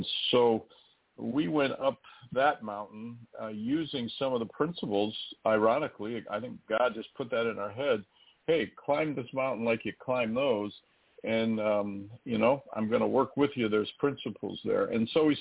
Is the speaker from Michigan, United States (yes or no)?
yes; Michigan, United States; moved away as an adult; also born or lived in Illinois / Austin, Texas; now in Indianapolis, United States; I grew up in Michigan